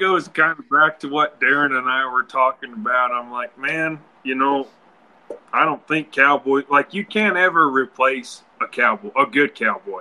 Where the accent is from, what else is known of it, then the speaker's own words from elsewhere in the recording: Wyoming, United States; where we are, we're from Wyoming, and the wind always blows